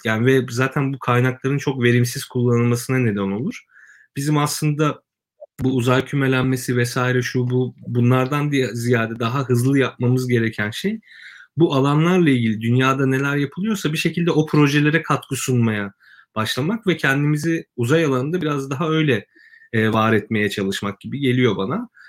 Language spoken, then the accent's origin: Turkish; Kırıkkale, Turkey; ben Kırıkkale'liyim